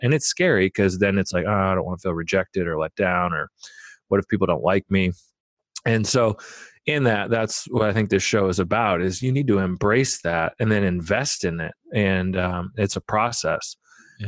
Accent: Omaha, Nebraska, United States; I grew up in Omaha, Nebraska.

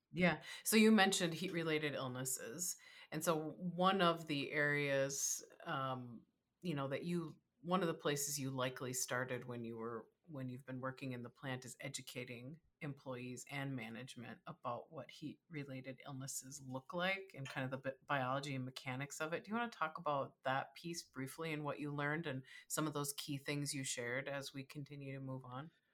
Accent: Minnesota, United States; I live in Minnesota

